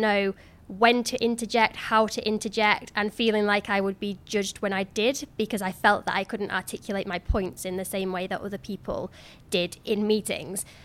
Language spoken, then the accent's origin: English; Cleethorpes, Yorkshire and the Humber, United Kingdom; moved away as an adult; my hometown of Cleethorpes